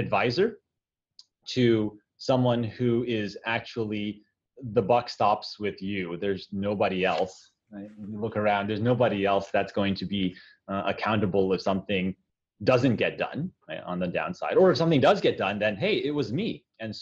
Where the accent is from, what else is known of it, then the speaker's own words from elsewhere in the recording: United States; moved away as an adult; also born or lived in China; I'm Chinese American, being of Chinese descent, but not speaking the language in China